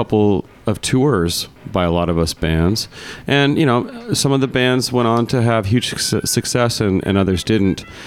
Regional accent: Eastern Washington, United States; I grew up just a few yards from one of Eastern Washington's largest radio towers that broadcast nothing but country music

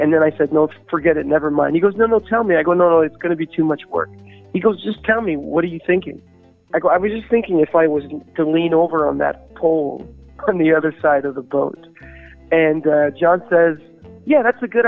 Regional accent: Canada; I'm Canadian myself

